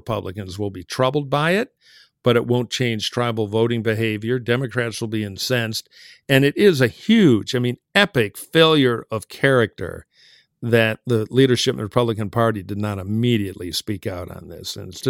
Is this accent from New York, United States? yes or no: no; Michigan, United States; Michigan's interesting on two levels. My home state